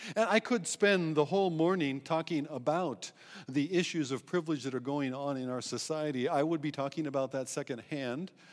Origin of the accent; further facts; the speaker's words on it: United States; moved away; also born or lived in Eswatini; being American